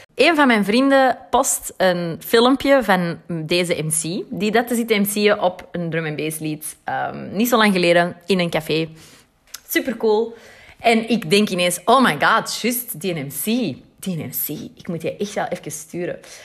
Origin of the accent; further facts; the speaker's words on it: Antwerp, Flanders, Belgium; ik ben uit Antwerpen